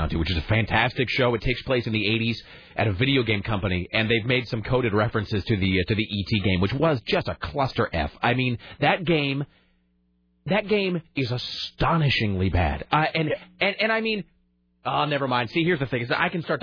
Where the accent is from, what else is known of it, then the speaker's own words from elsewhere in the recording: Kennewick, Washington, United States; in my hometown